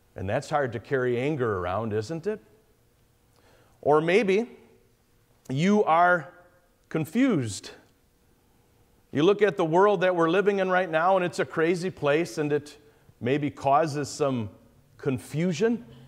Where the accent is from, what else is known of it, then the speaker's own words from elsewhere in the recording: Caledonia, Wisconsin, United States; I'm from Wisconsin, the far southeastern corner, this place called Caledonia.